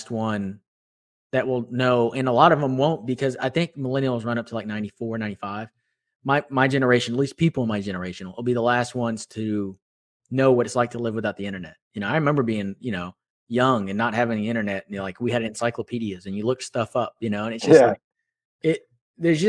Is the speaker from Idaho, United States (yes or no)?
no; Houston, Texas, United States; also born or lived in Austin; I'm from Houston. I got to come home